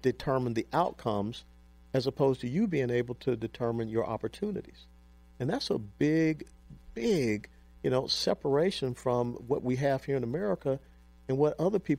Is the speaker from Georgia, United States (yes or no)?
yes; Atlanta, Georgia, United States; moved away; my hometown where I was born and raised, in Atlanta